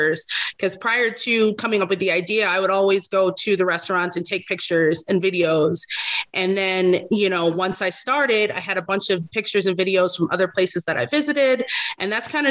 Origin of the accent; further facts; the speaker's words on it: Las Vegas, Nevada, United States; also born or lived in Los Angeles, California; I moved here to Vegas when I was 3. So I've been here ever since.